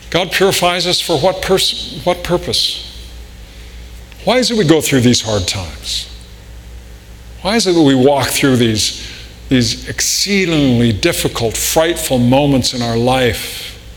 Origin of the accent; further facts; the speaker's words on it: Riverside, California, United States; growing up in Southern California